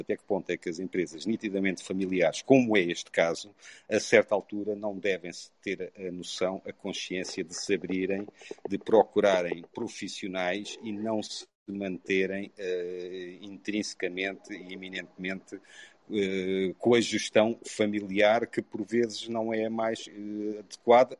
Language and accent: Portuguese; Covilhã, Centro, Portugal; now in Lisbon, Portugal; Sou, apesar de viver há longos anos em Lisboa, sou da Beira Baixa, sou da Covilhã